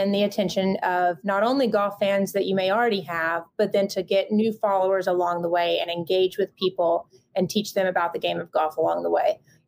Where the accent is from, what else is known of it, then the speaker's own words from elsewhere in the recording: Southeast, United States; growing up in the Southeast